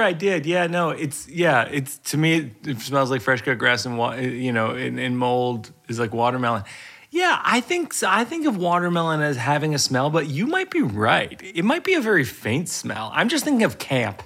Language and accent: English; Massachusetts, United States; I grew up in Massachusetts